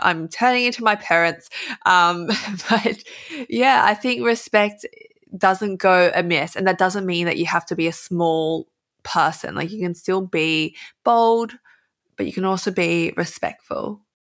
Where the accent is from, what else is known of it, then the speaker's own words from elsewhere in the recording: Australia; accent: Aussie; I can feel myself emphasizing my Aussie accent